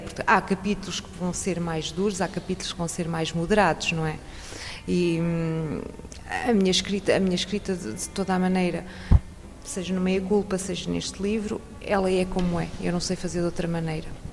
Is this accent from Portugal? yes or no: yes; Portugal; moved away as an adult; now in France; Nós portugueses. Nasci numa aldeia.